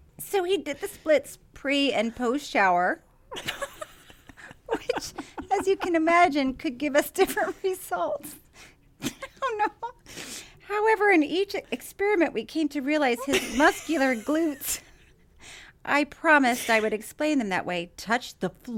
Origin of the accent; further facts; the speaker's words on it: Dubuque, Iowa, United States; There is an adult entertainment club just outside of my hometown in Dubuque, Iowa, called Shakers.